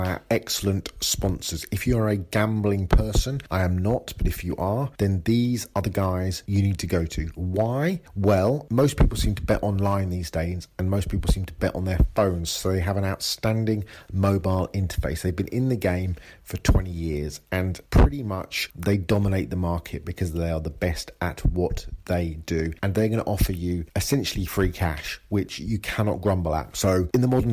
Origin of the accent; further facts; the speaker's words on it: England, United Kingdom; I'm English